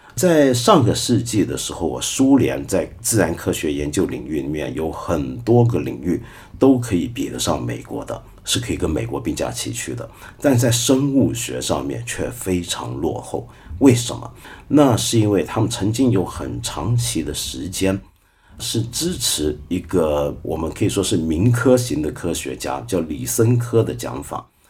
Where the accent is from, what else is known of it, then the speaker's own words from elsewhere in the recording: Taiwan; 我那个时候在台湾八十年代头的时候在台湾